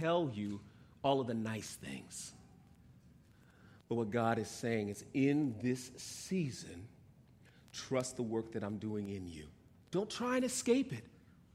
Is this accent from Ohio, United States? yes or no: no; New York, United States; moved away as an adult; I grew up in New York, so here we are on Long Island visiting family